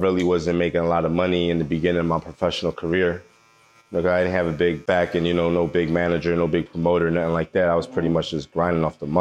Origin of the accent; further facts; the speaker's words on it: Philadelphia, Pennsylvania, United States; Philadelphia, North Philly